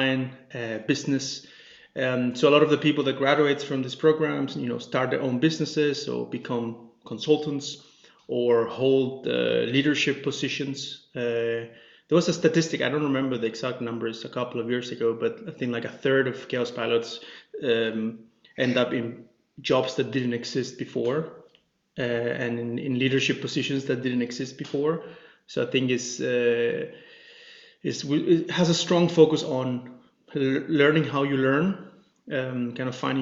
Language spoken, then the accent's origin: English; Chile; moved away as an adult; also born or lived in Denmark; now in Copenhagen, Denmark; I'm originally from Chile, in South America, and been living here in Denmark for about 10 years now